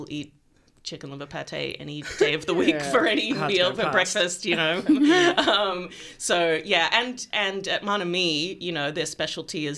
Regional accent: Melbourne, Victoria, Australia; moved away as an adult; I grew up in Melbourne and then left for 20 years and came back

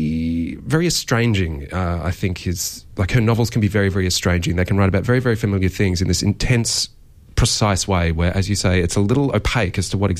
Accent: south coast of New South Wales, Australia; as someone who grew up on the south coast of New South Wales

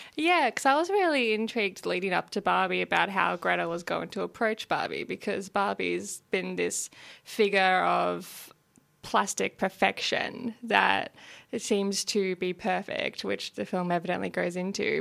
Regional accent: regional Victoria, Australia; my hometown in regional Victoria.

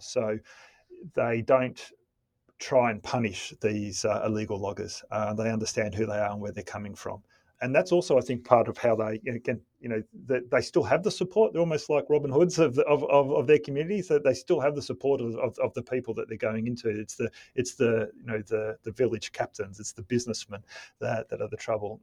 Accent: Melbourne, Victoria, Australia; my, my, my hometown.

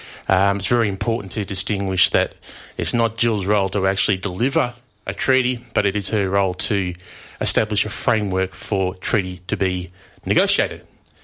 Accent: Taungurung country, Euroa, Victoria, Australia; I'm a Yorta Yorta man. I grew up on Tungurung country in a place called Yoroa, which is Tungurung for joyful.

